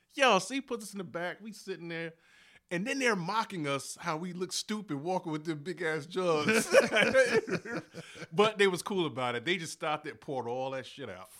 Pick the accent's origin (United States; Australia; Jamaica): United States; I'm from East Henry, like, East Henry and Chandler, that's pretty much where I grew up